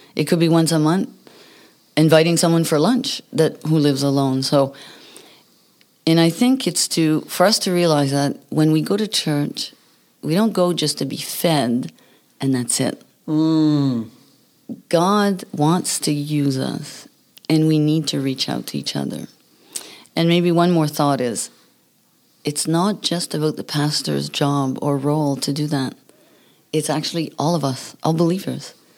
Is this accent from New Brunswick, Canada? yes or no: yes; New Brunswick, Canada; English is a second language; moved away; I come from New Brunswick